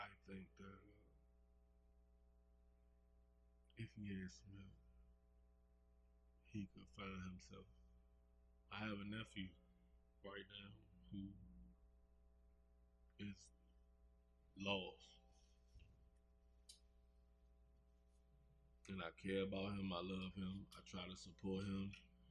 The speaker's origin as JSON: {"language": "English", "town": "Washington", "region": "District of Columbia", "country": "United States", "tie": "born or raised there", "said": "I grew up in Southeast. Yeah, I'm from DC."}